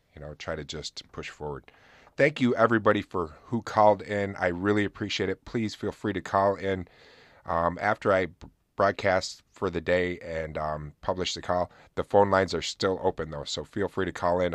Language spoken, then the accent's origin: English; Oswego, New York, United States; here in my hometown because we have a fort called Fort Ontario